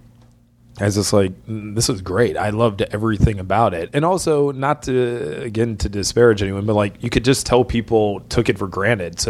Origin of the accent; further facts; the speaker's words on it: Ann Arbor, Michigan, United States; moved away as an adult; now in Los Angeles, United States; I'm from Ann Arbor, Michigan